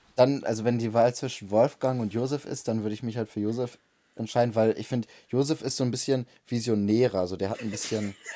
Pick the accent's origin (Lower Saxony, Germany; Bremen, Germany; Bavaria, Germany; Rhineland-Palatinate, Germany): Bremen, Germany; ich bin auch in Bremen geboren